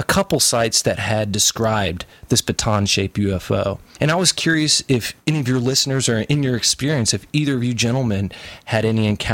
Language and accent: English; Knoxville, Tennessee, United States; I'm from Knoxville, Tennessee.